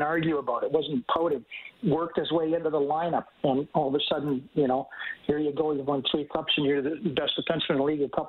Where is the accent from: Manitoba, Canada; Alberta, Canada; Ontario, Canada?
Alberta, Canada; St. Albert; I'm from St. Albert